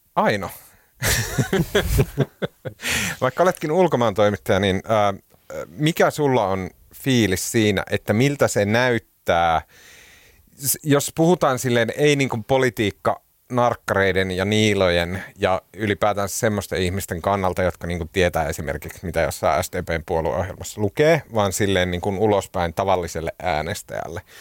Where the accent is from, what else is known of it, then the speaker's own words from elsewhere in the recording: Oulu, North Ostrobothnia, Finland; accent: Oulu dialect; now in Helsinki, Finland; Mä oon käynyt joululoman aikana Oulussa, mistä johtuen mun murre on palautunut entiseen huonoon